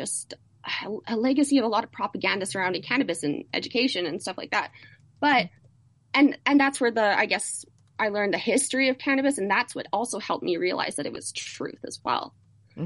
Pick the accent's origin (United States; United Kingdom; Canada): Canada; as a Canadian